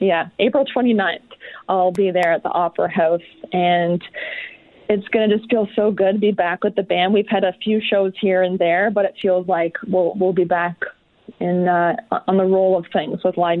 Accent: Peterborough, Ontario, Canada; my hometown of Peterborough.

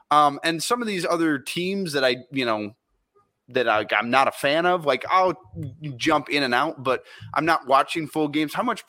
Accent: Minnesota, United States; I grew up in Minnesota, so I have a strong disdain for the Vikings.

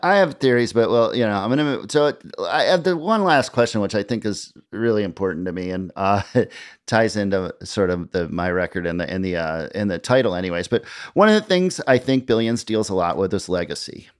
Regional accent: Midwest, United States; now in New York, United States; growing up in the Midwest. I moved to New York

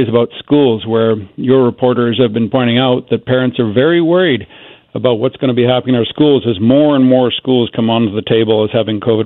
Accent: Kamloops, British Columbia, Canada; I grew up in Kamloops

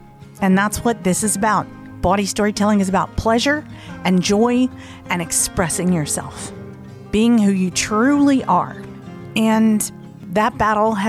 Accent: the South, United States; I'm from the South, so, you know, I'm not super woo. But being from the South, I am a little superstitious

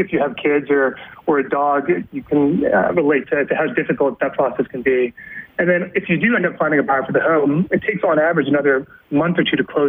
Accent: Calgary, Alberta, Canada; moved away; I'm from Calgary

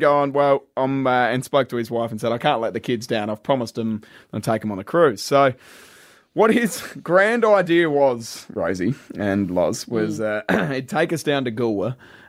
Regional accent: Adelaide Hills, South Australia, Australia; me and you, we grew up in the Adelaide Hills, and we certainly didn't have a whole heap of money to rub together.

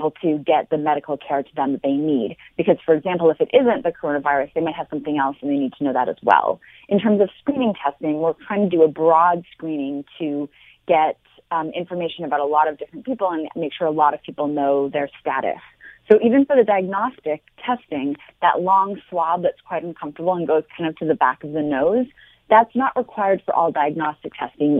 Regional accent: Montreal, Quebec, Canada; moved away as an adult; now in United States; I'm originally from Montreal, and I've been in the U.S. for over 20 years now

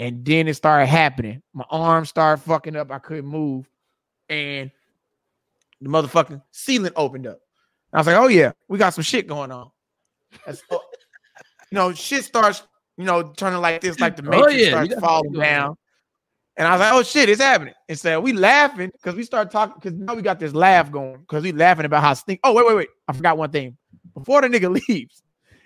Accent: Texas, United States; I'm from Texas

